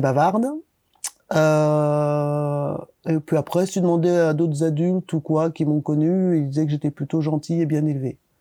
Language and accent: French; Annecy, Auvergne-Rhône-Alpes, France; also born or lived in Lyon; je suis né à Lyon, mais je suis arrivé à Annecy, j'avais pas encore deux ans. Donc euh, j'ai grandi à Annecy.